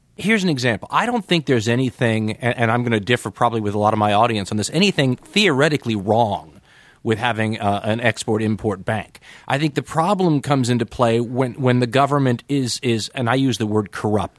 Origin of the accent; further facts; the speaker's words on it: Los Angeles, California, United States; moved away; I'm from Los Angeles originally